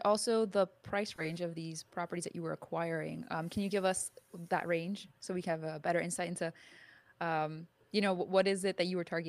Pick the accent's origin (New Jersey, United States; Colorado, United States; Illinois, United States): New Jersey, United States; I'm from the East Coast, I'm from New Jersey.